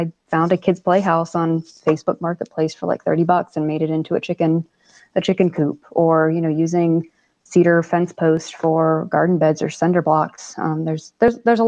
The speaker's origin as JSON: {"language": "English", "region": "South Florida", "country": "United States", "tie": "born or raised there", "moved": "yes", "said": "I grew up in South Florida"}